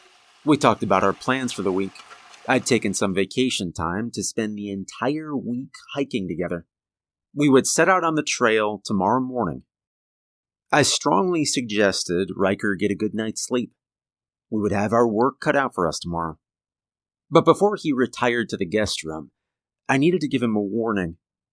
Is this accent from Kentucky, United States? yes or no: yes; Kentucky, United States; moved away as an adult; now in Tennessee, United States; I was born and raised in Appalachia. I spent my first 22 years in Kentucky, then moved to Tennessee.